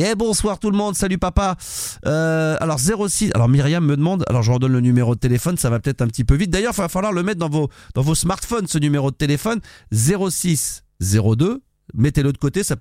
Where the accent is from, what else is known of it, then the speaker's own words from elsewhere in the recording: Marseille, Provence-Alpes-Côte d'Azur, France; Les gens pensent systématiquement que parce qu'on est de Marseille, on aime le foot et on supporte l'Olympique de Marseille